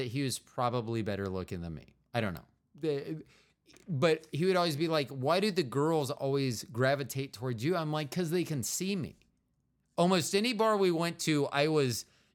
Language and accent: English; Kansas City, United States; also born or lived in Florida; I went to high school here in Kansas City, junior high and high